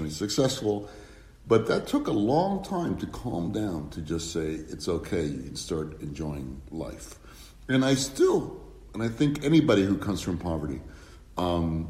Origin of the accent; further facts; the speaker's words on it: Erie, Pennsylvania, United States; also born or lived in Cuba / Spain; we moved where my mom was an adjunct teacher, did not make very much money, in Erie, Pennsylvania, which is a small ex-industrial town in Pennsylvania. I lived in housing projects